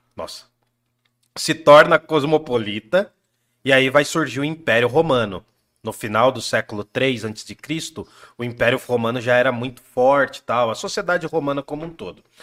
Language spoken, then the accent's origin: Portuguese; Brazil; nós somos brasileiros, falamos português